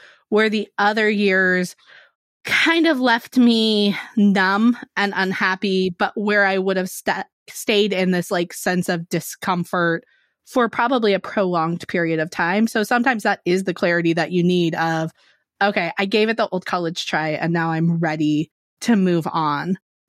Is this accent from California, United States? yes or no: yes; California, United States; Yeah, California, so same.